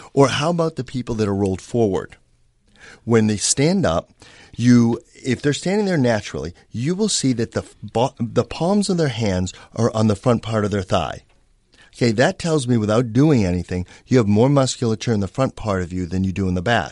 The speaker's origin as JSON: {"language": "English", "town": "Boston", "region": "Massachusetts", "country": "United States", "tie": "born or raised there", "moved": "yes", "lives_now": "Los Angeles, United States", "said": "Growing up in Boston"}